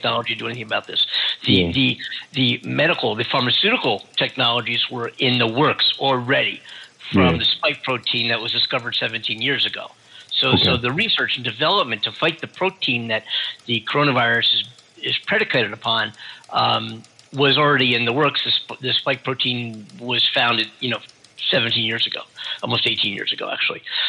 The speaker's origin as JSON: {"language": "English", "region": "California", "country": "United States", "said": "my home state here"}